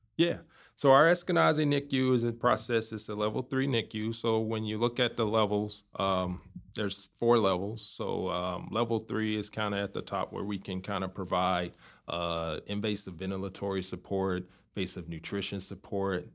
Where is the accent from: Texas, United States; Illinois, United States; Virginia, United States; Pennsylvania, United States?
Illinois, United States; Chicago; moved away as an adult; also born or lived in St. Louis, Missouri / Baltimore, Maryland / Washington State; now in Indianapolis, United States; I'm from Chicago, so from south side of Chicago, city boy